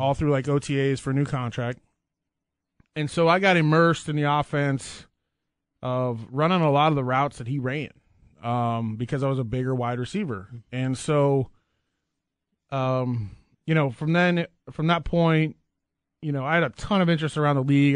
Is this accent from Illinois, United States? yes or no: no; Nebraska, United States; growing up in Nebraska